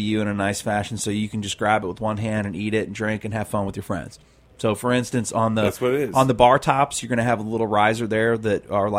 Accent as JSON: {"language": "English", "town": "St. Louis", "region": "Missouri", "country": "United States", "tie": "born or raised there", "said": "it's a mix of where I grew up in St. Louis doing ribs and working on that pig farm"}